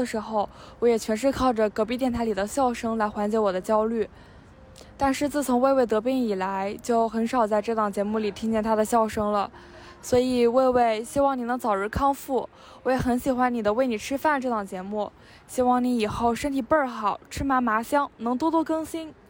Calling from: Suzhou, Jiangsu, China; 大家好，我是来自苏州的一名听众，现在也是一名大学生，

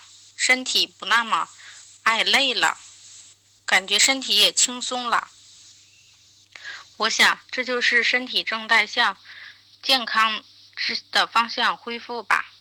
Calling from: Tangshan, Hebei, China; 我是来自唐山的朋友，今天我来分享一下我的站桩的心得。

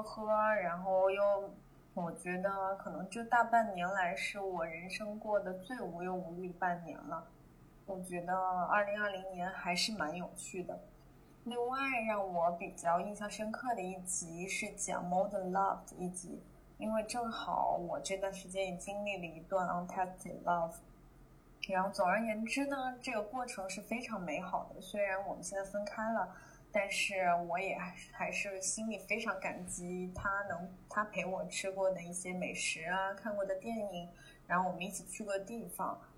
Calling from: Shanghai, China; Hello Hello，丸子和尼寇你好，我是来自上海的 …

